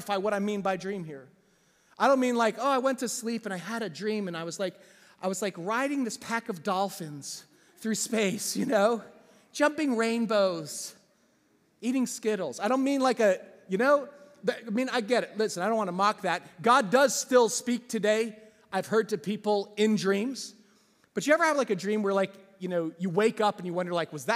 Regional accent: New Jersey, United States; I grew up in a small town in New Jersey

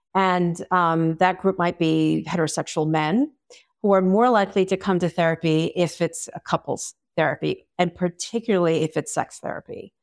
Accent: Long Island, New York, United States; I am from Long Island, New York, where therapy is not as common.

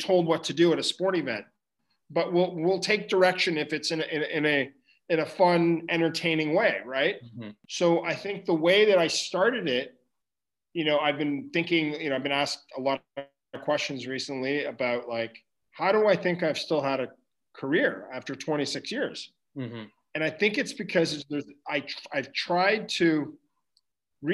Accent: Ottawa, Ontario, Canada; I was from Ottawa

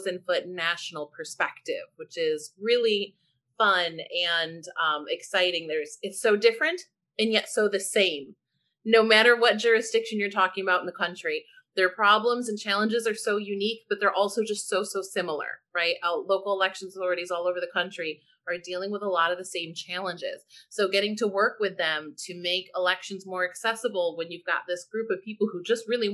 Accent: St. Louis, Missouri, United States; moved away as an adult; now in Washington, DC, United States; I'm actually from St. Louis, city, not county

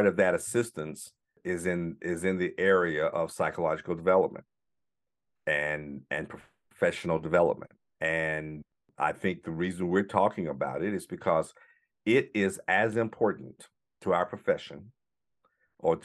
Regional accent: the South, United States; growing up in the South during the civil rights movement

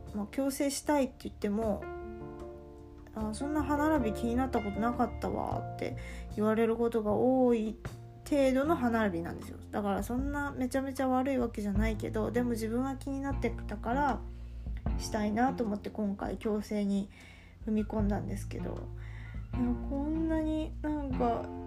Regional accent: Kansai, Japan; accent: Kansai-ben; first language Kansai dialect; 私ネイティブネイティブラングエージは関西弁なので

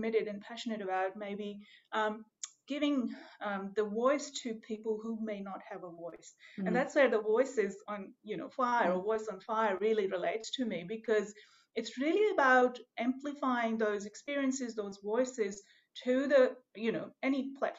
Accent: Pakistan; moved away as an adult; also born or lived in Melbourne, Australia; now in Gippsland, Australia; my home country from Pakistan

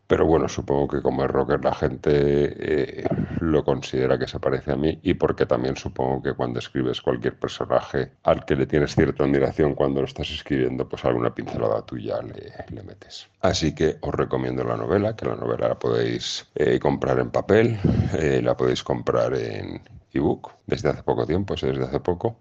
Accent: Castellón, Valencian Community, Spain; en Castellón también hay un poquito en mi tierra

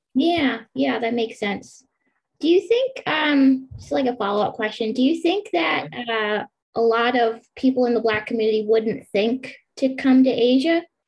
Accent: Pennsylvania, United States; I'm from Pennsylvania

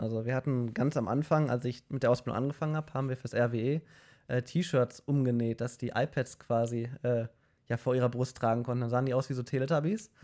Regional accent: Mülheim, Germany; bei uns in Mülheim

